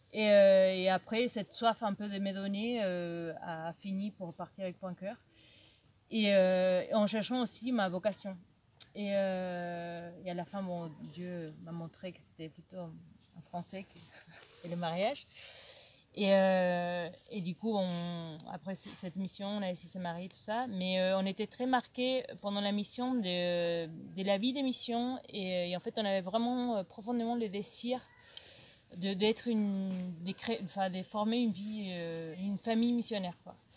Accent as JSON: {"language": "French", "country": "Argentina", "also_born_or_lived": "Marseille, France", "second_language": "French", "moved": "as an adult", "lives_now": "Lourdes, France", "said": "je suis d'origine argentine, je suis en France depuis"}